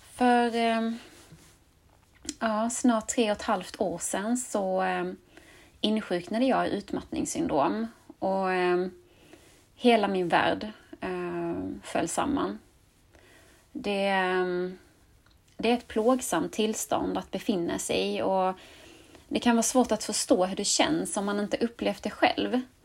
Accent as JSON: {"language": "Swedish", "region": "Skåne", "country": "Sweden", "tie": "born or raised there", "accent": "Scanian", "said": "jag är uppvuxen och bosatt i Skåne"}